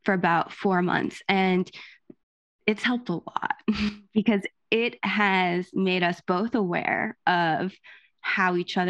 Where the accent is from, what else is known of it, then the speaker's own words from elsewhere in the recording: New Jersey, United States; I'm Italian, I'm from Jersey